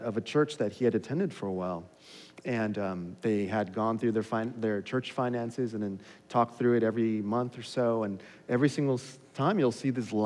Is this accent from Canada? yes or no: no; Los Angeles, California, United States; growing up in Los Angeles